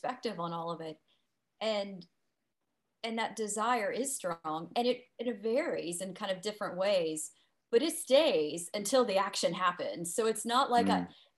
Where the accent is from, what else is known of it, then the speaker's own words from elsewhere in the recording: Bridgeport, West Virginia, United States; also born or lived in Charleston, West Virginia; I grew up here in Bridgeport, and, you know, went to school at WVU, as you mentioned. And then my husband and I moved to Charleston, and we spent about 18 years down there in Charleston